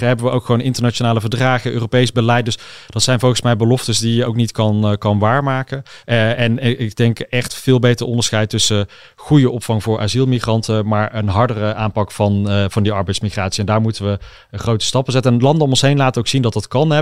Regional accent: Uden, North Brabant, Netherlands; de molen van Jette in het Brabantse Uden, waar ik ben opgegroeid

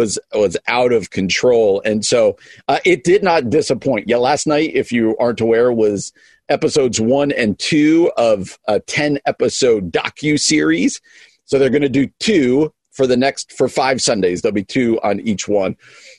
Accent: East Coast, United States; even though I grew up on the East Coast

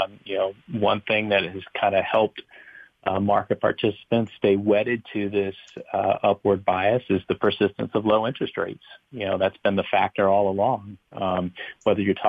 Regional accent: Long Beach, California, United States; moved away; when I grew up in Long Beach as a child

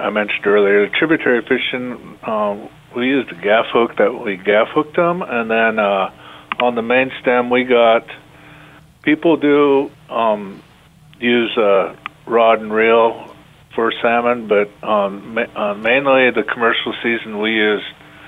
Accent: Umatilla Reservation, Eastern Oregon, United States; I was raised on the Umatilla Reservation in Eastern Oregon

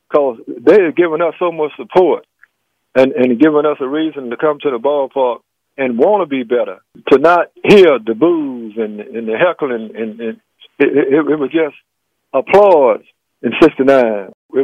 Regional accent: Mobile, Alabama, United States; Here I am, a country boy from Mobile, Africa town, and I'm catching the last out in a World Series.

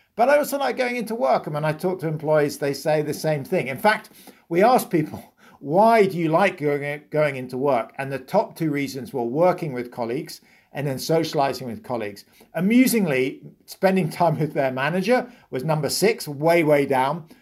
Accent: United Kingdom; accent: British; moved away; you can hear I'm British

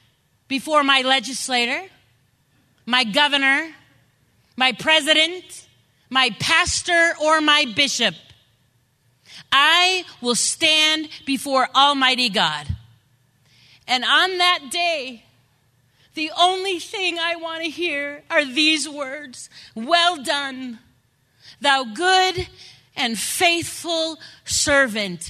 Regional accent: Grand Rapids, Michigan, United States; I grew up in West Michigan. I grew up in the lovely town of Grand Rapids.

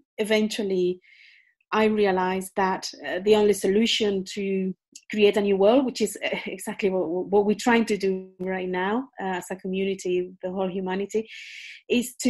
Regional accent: Spain; moved away as an adult; also born or lived in United Kingdom; I was born in Spain.

